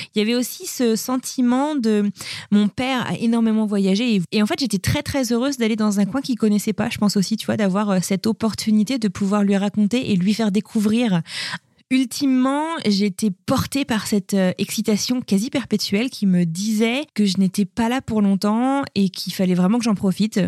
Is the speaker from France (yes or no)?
yes; France; now in United States; comme nous en France